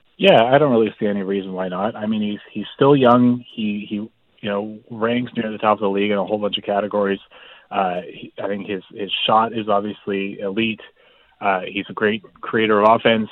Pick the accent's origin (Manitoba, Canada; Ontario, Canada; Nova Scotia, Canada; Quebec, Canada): Nova Scotia, Canada; Halifax; moved away; I'm here in my hometown of Halifax, Nova Scotia